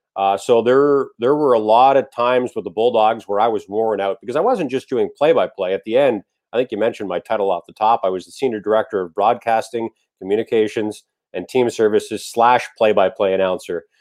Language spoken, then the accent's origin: English; Port Colborne, Ontario, Canada; my hometown of Port Colborne, Ontario